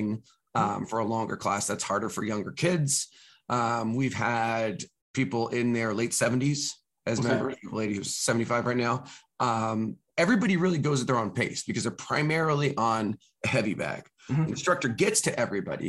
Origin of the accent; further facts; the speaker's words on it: California, United States; moved away; I'm from California originally